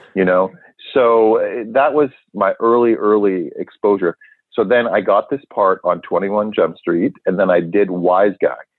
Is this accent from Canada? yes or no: yes; Vancouver, British Columbia, Canada; born in Vancouver, Canada, and uh, I'd wanted to be an actor since I was a young kid